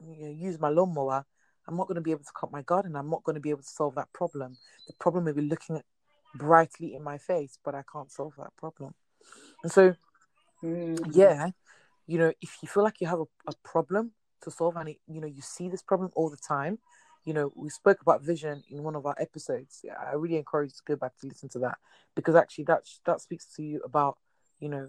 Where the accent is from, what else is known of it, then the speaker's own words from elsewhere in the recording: Nigeria; I'm Nigerian